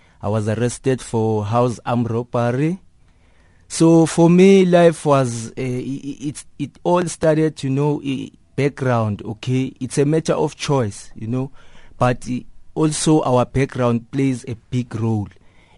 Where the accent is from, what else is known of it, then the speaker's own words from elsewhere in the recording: Soweto, Gauteng, South Africa; As a young person growing up on Soweto, you know, we saw crime as a way of living, you know, because we saw older people than us who were doing crime.